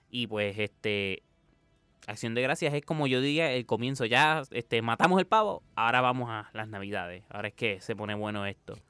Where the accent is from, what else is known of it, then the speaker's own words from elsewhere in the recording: Puerto Rico; el puertorriqueño